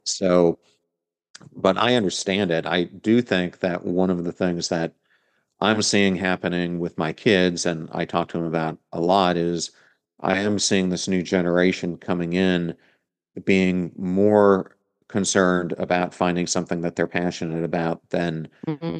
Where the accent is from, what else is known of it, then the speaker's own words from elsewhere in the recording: York, Pennsylvania, United States; now in Tampa Bay, United States; I am from York, right outside of, of Lancaster.